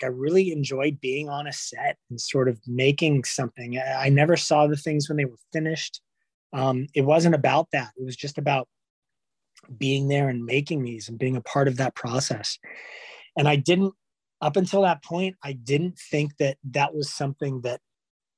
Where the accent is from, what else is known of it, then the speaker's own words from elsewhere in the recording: Los Angeles, California, United States; Born in California. I was born in North Hollywood